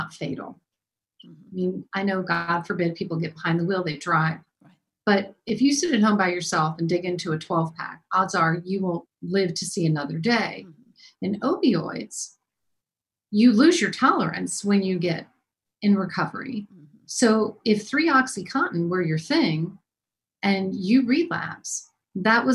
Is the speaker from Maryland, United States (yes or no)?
yes; Maryland, United States; I'm from Maryland